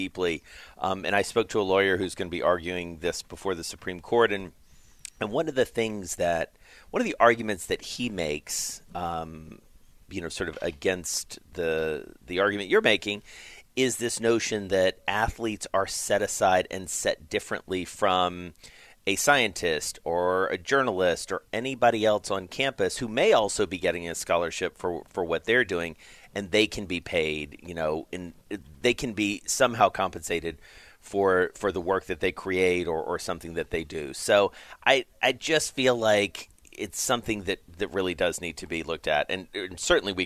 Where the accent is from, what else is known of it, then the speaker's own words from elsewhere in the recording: the South, United States; I come from the South